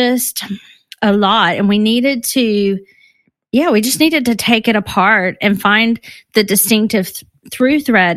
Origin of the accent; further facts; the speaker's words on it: Texas, United States; moved away as an adult; now in London, United Kingdom; I'm based in London, but I'm from Texas